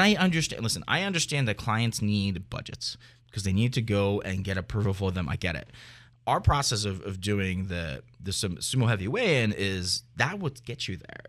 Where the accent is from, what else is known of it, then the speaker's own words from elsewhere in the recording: Philadelphia, Pennsylvania, United States; also born or lived in New York; I've been in the, in this industry for a very long time in Philly, so, and I love it. It's my hometown.